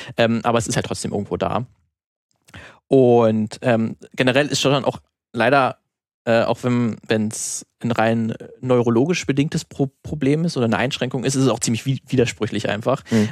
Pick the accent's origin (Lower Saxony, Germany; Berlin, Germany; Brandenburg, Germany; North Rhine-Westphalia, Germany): Brandenburg, Germany; moved away; in der Heimat ähm, aus Brandenburg